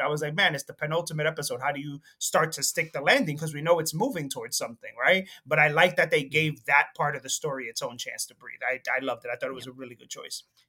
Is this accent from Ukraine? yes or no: no; Dominican Republic; moved away; also born or lived in Jersey City; I'm from the Dominican Republic